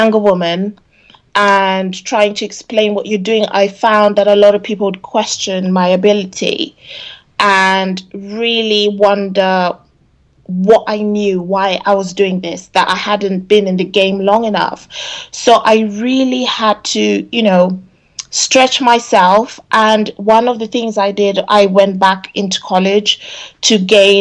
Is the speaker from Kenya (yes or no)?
yes; Kenya; now in Oxford, United Kingdom; I'm originally from Kenya